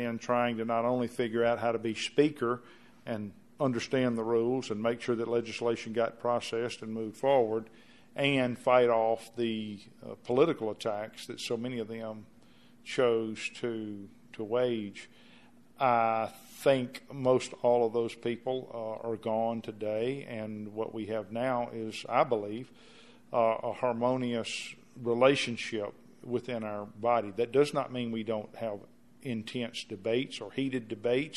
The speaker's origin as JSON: {"language": "English", "town": "Clinton", "region": "Mississippi", "country": "United States", "tie": "born or raised there", "said": "my hometown of Clinton"}